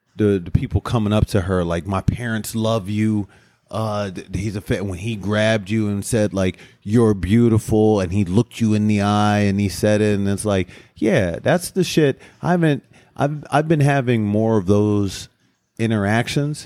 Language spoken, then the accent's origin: English; Cleveland Heights, Ohio, United States; I went to Cleveland Heights